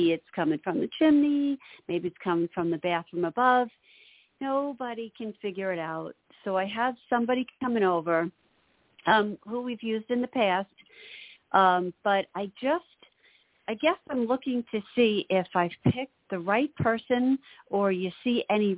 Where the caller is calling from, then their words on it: Long Island, New York, United States; Hi, Long Island, New York